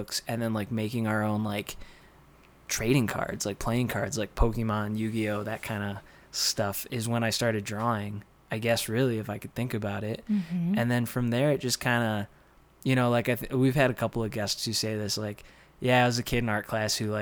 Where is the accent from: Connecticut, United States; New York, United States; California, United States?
New York, United States; Dunkirk; now in Santa Fe, United States; I grew up in Dunkirk, New York, which is near Buffalo, a couple snowdrifts away